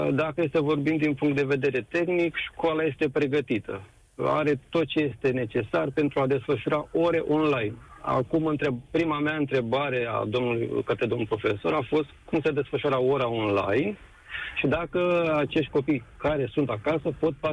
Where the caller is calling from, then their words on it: Bucharest, Romania; Ah, sunt din București.